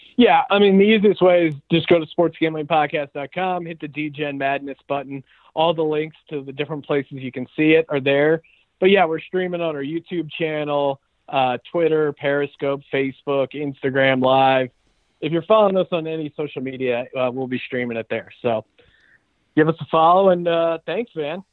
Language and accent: English; Philadelphia, Pennsylvania, United States; growing up in Philly